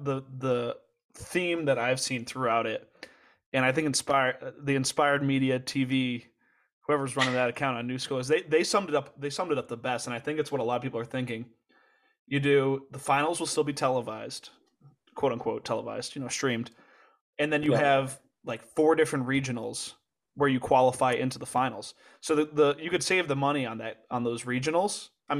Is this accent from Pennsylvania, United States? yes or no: no; Connecticut, United States; I'm from Connecticut